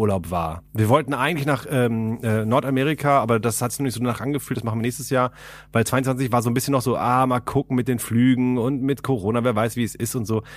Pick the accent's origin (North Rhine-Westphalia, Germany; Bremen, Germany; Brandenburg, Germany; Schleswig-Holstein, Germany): North Rhine-Westphalia, Germany; Ahlen; moved away as an adult; now in Berlin, Germany; in meiner Heimat, also die, ich komme aus Aalen gebürtig und nebenan ist halt Sendenhorst